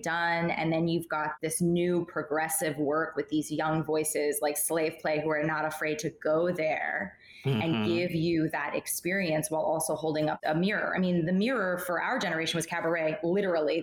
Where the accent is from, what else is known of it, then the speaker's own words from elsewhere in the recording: the South, United States; partly I'm from the South